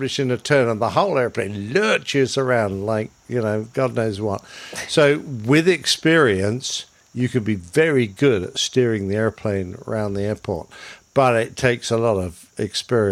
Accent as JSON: {"language": "English", "region": "England", "country": "United Kingdom", "said": "But I'm English."}